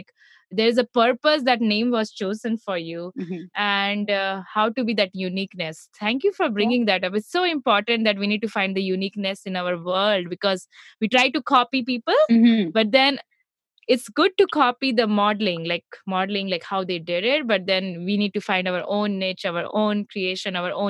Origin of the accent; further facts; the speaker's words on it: Mumbai, Maharashtra, India; I have been to the one in Mumbai, because I'm from Mumbai.